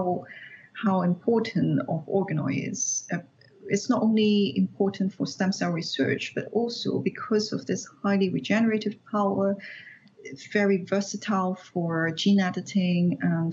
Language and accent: English; Hong Kong; moved away as an adult; I was born and raised in Hong Kong. I did my PhD in Hong Kong